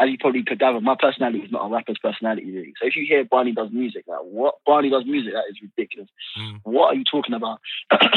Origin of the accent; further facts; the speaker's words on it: London, United Kingdom; also born or lived in Forest Gate, London; I'm from Newham. I'm from, like, I lived in East Ham till I was like 14 and I moved to Forest Gate and I'm still there